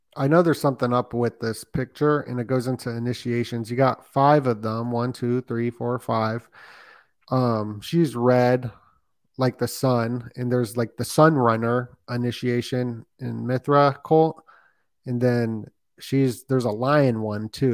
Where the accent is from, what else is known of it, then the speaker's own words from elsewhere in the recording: Las Vegas, Nevada, United States; moved away as an adult; also born or lived in California; I'm from Las Vegas